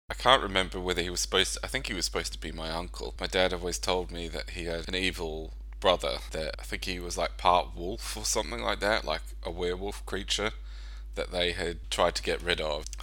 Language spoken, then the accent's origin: English; New Zealand; also born or lived in Australia; probably more personal to me where I grew up in New Zealand and Australia.